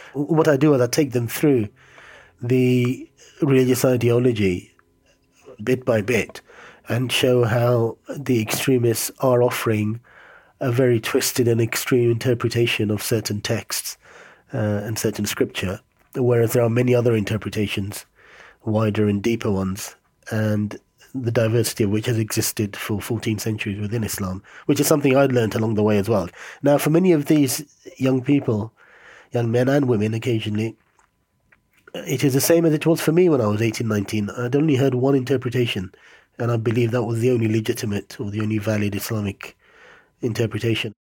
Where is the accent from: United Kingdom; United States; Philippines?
United Kingdom; London; I grew up in London from the age of five